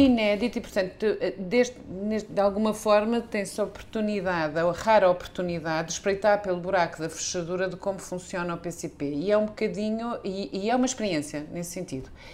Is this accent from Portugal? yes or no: yes; Lisbon, Portugal; eu sou lisboeta, vivo cá há 54 anos